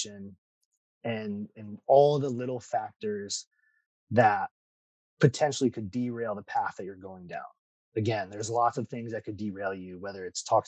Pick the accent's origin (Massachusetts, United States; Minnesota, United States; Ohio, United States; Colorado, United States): Ohio, United States; moved away as an adult; now in Florida, United States; I grew up in Ohio